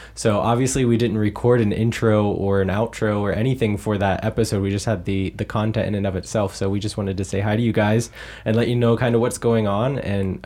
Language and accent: English; United States; also born or lived in Germany; I'm an American living in the US.